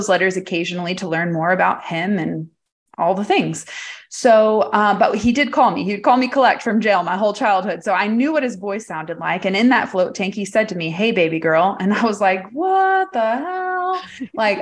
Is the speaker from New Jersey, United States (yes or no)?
no; Farmersville, Texas, United States; growing up in Farmersville, Texas